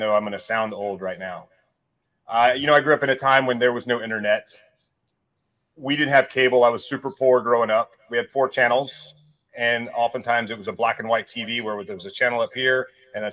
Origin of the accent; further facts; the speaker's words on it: Mississippi, United States; I grew up in Mississippi